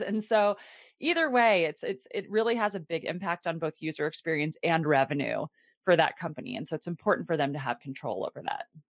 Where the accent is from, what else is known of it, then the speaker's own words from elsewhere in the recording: Annapolis, Maryland, United States; I am from Annapolis, Maryland